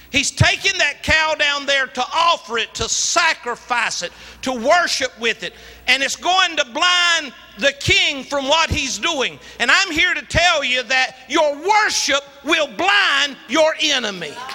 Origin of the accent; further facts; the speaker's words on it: Latta, South Carolina, United States; moved away; also born or lived in Columbia; I'm a country boy. I was born in Latta, South Carolina